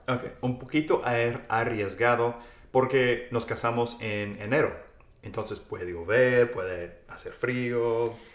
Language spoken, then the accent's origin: Spanish; central Texas, United States; Yo soy del centro de Texas, Texas.